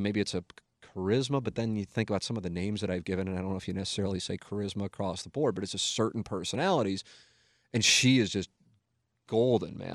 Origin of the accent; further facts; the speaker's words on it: St. Louis, Missouri, United States; I'm 24, 25, working in my hometown